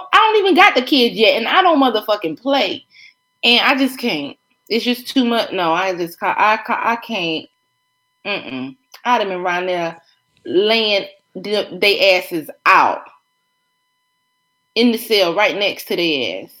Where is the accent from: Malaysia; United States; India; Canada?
United States; South Carolina; moved away; I'm from South Carolina.